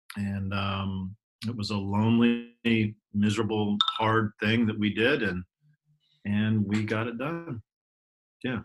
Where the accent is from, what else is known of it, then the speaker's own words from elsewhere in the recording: Ashland, Oregon, United States; I was raised in Ashland, Oregon